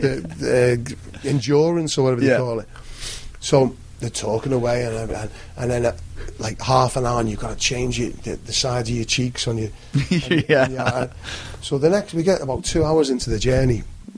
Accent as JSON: {"language": "English", "region": "England", "country": "United Kingdom", "tie": "born or raised there", "said": "And I've always felt, growing up in England, where the dressing rooms were sanctuary."}